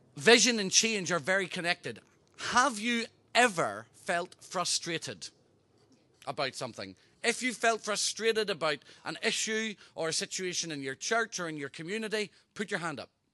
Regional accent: Ireland; I'm Irish

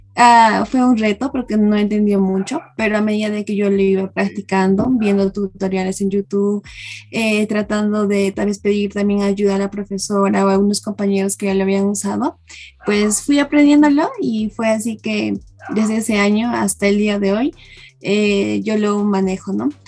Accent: Cusco, Peru; moved away; yo soy de Cusco.

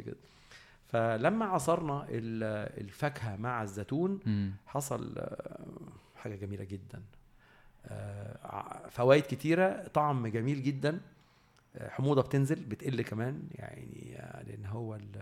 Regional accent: Egypt; احنا كمصريين

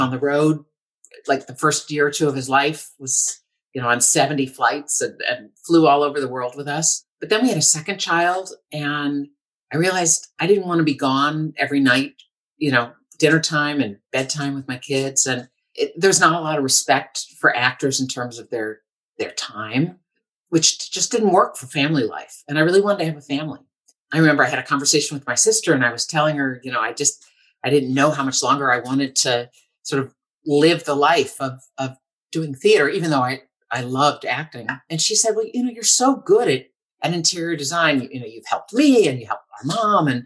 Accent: St. Louis, Missouri, United States; moved away as an adult; also born or lived in London / New York City; now in Boston, United States; I actually grew up in St. Louis, Missouri. So I'm a Midwesterner, but I came east to go to college.

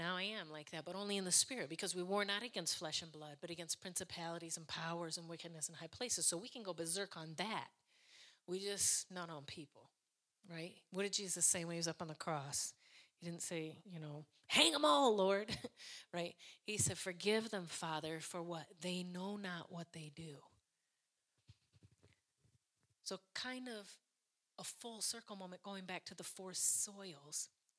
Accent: Ireland; Listen, I'm Irish, so that was my story.

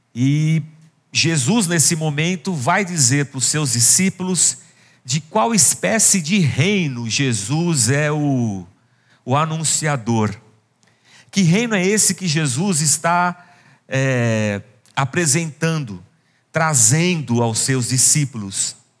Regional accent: Barbacena, Minas Gerais, Brazil; moved away; Quando eu era criança pequena em Barbacena

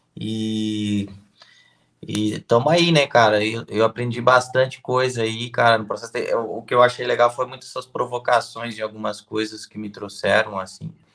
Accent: Blumenau, Santa Catarina, Brazil; Eu sou de Santa Catarina, né, cidade de Blumenau

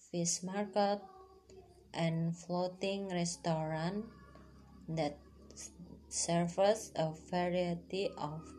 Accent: Purwodadi, Central Java, Indonesia; My hometown is Grobogan Purwodadi. It is a fairly large city with 19 sub-districts and 280 villages.

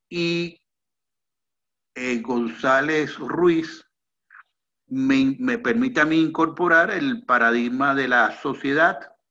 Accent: Venezuela; en el único lugar donde yo puedo demostrar que soy venezolano, que es mi cédula de identidad

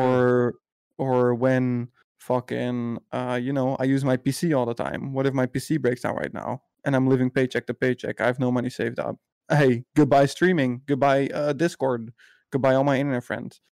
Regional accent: Netherlands; I'm from the Netherlands

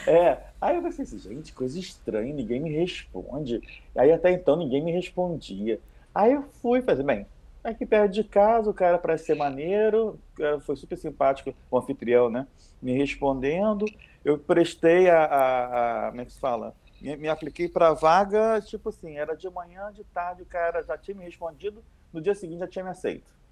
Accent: Rio de Janeiro, Brazil; eu sou do Rio

